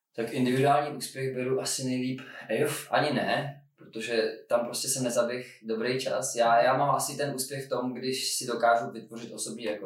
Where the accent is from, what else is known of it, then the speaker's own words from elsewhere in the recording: Czechia; jako Čech